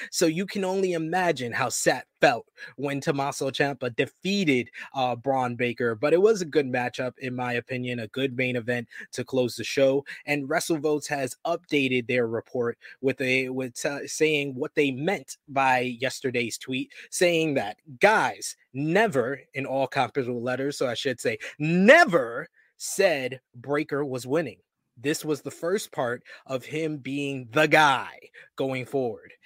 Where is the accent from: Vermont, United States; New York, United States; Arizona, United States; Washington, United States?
New York, United States; You know me as a New Yorker